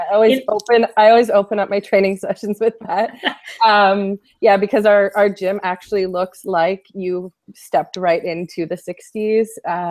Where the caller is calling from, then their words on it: Toronto, Ontario, Canada; I'm broadcasting here from Toronto today.